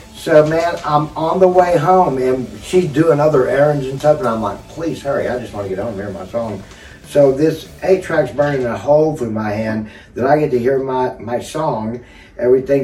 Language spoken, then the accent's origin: English; Lindsay, Oklahoma, United States; my hometown of Lindsay